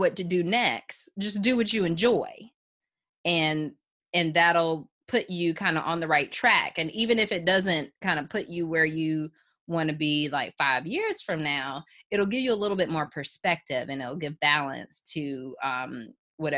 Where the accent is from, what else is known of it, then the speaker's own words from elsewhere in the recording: Chapel Hill, North Carolina, United States; growing up in Chapel Hill, it's a very, very diverse school district